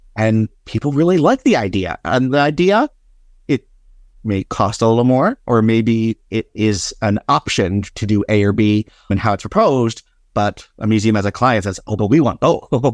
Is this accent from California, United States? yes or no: no; Philadelphia, Pennsylvania, United States; since when I was a child growing up in Philadelphia